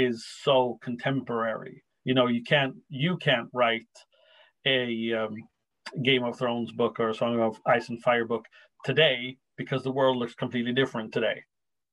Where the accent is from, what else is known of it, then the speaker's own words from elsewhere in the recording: Racine, Wisconsin, United States; my hometown in Racine